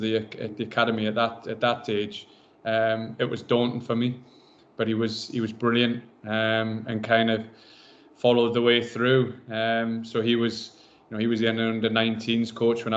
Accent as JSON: {"language": "English", "town": "Berwick-upon-Tweed", "region": "North East England", "country": "United Kingdom", "tie": "born or raised there", "moved": "yes", "said": "Growing up in Berwick"}